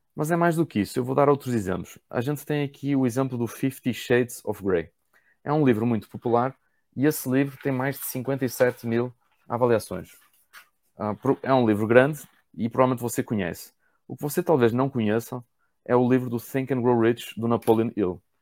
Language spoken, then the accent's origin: Portuguese; Portugal; moved away as an adult; now in Brazil; eu sou português